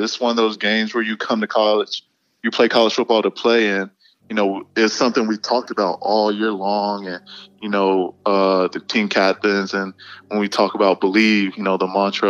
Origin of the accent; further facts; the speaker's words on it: Atlanta, Georgia, United States; moved away as an adult; also born or lived in Virginia; growing up in Atlanta